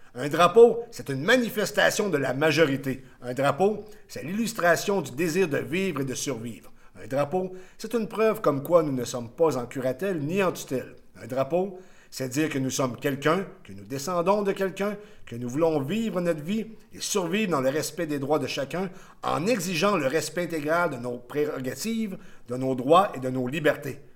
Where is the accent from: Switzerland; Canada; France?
Canada; Quebec; also born or lived in Rivière-du-Loup; on est des Français, à mon sens, un Québécois, c'est un Français d'Amérique